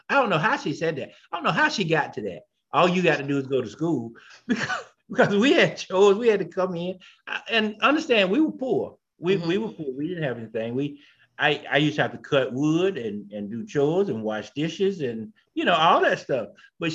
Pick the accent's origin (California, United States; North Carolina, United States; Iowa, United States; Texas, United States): North Carolina, United States; Marshville; born and bred here in North Carolina, down in a small town named Marshfield